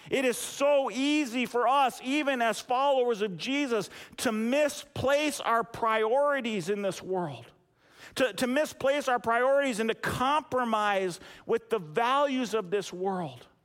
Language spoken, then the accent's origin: English; United States; especially for us as American Christians